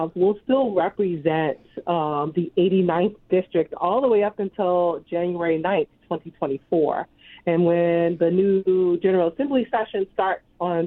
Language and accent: English; Norfolk, Virginia, United States; I was born and raised here in Norfolk and educated in Norfolk